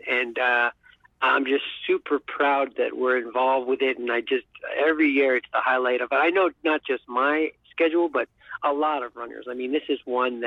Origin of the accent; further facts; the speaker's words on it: New York, United States; I'm a New Yorker and I remember being in New York for 9/11